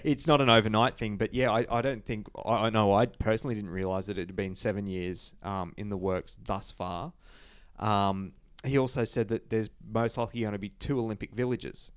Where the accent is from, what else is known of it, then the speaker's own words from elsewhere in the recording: Toowoomba, Queensland, Australia; now in Brisbane, Australia; Toowoomba, um, which is my hometown, which is about ninety minutes from Brisbane